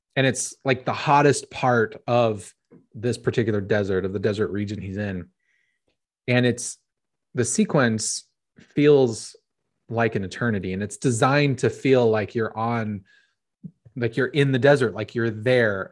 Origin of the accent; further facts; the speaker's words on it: Phoenix, Arizona, United States; born and raised in Phoenix, Arizona